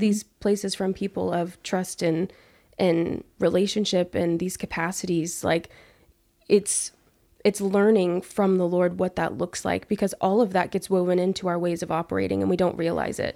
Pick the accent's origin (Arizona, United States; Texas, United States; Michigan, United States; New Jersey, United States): Texas, United States; Abilene; being back in my hometown in Abilene